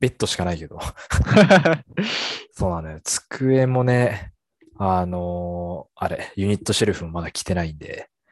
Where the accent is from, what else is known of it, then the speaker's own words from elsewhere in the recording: Hokkaido, Japan; 北海道民として。